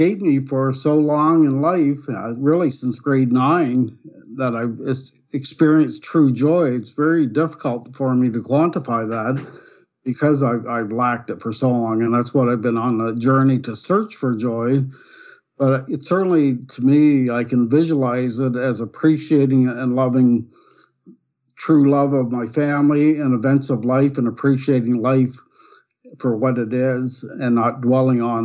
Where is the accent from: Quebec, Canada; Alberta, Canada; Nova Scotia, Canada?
Nova Scotia, Canada; moved away as an adult; now in Ontario, Canada; I was born and raised in Nova Scotia, which is eastern province of Canada